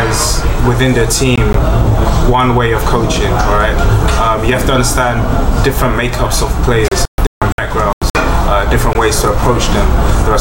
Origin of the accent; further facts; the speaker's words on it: London, United Kingdom; I grew up in London